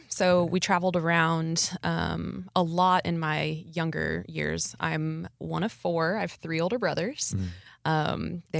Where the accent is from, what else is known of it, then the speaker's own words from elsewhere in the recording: Nebraska, United States; moved away as an adult; also born or lived in Abilene, Texas; now in Texas, United States; growing up in Nebraska, Abilene seemed like a big town.